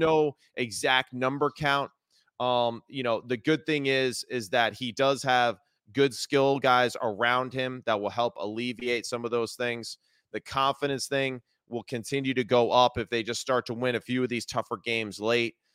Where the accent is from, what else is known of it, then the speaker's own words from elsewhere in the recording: New Jersey, United States; I grew up in New Jersey